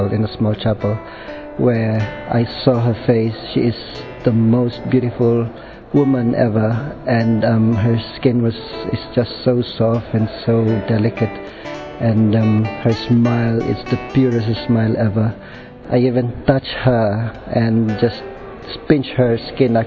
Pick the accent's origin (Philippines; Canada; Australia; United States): Philippines; moved away; I came from the Philippines